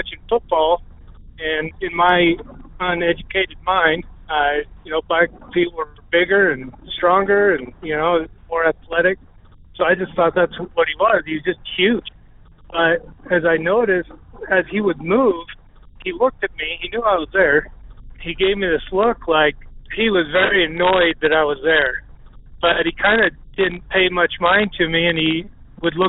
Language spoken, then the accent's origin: English; Jackson, Wyoming, United States; I was born and raised in Jackson, Wyoming.